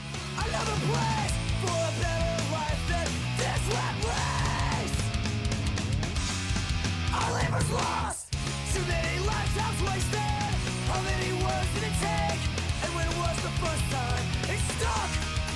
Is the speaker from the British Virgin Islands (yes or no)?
no; United Kingdom; I'm British.